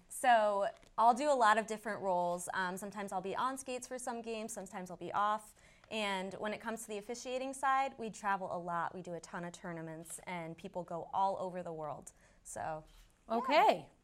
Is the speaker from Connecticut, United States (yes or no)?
yes; northeastern Connecticut, United States; also born or lived in Billerica, Massachusetts; now in Somerville, United States; I am originally from uh, northeastern Connecticut